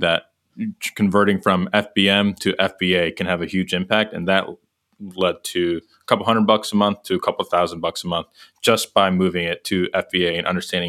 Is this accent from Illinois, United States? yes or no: yes; Chicago suburbs, Illinois, United States; moved away as an adult; now in Indianapolis, United States; Born and raised in Chicago suburbs.